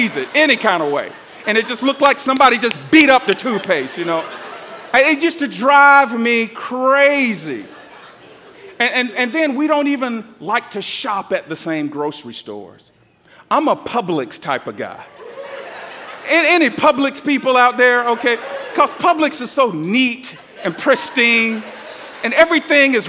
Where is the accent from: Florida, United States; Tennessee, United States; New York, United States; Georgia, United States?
Georgia, United States; Atlanta; I'm from the South. I grew up in Atlanta